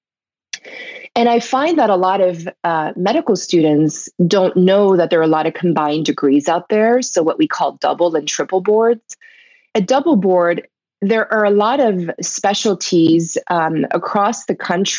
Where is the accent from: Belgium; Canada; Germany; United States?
Belgium; moved away; I was born in Belgium